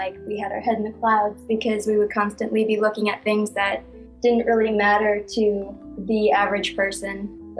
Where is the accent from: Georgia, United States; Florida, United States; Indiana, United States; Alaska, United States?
Alaska, United States; Anchorage; moved away; I'm originally from Anchorage, Alaska.